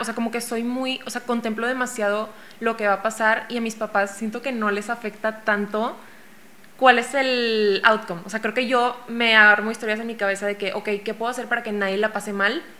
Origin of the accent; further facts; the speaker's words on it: Mexico; yo soy una ilustradora mexicana de 26 años